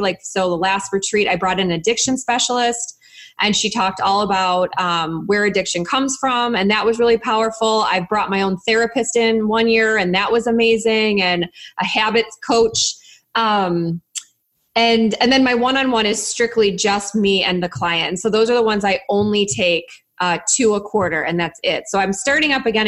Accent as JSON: {"language": "English", "town": "Chicago", "region": "Illinois", "country": "United States", "said": "I'm from Chicago"}